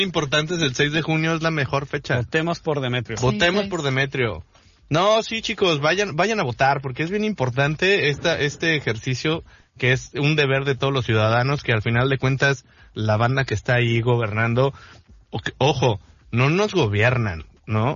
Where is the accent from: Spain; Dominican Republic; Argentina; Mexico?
Mexico; also born or lived in Los Cabos, Baja California Sur; como mexicanos, como sociedad de, eh, hablo por los cabos, ¿no? Como ciudadano responsable de aquí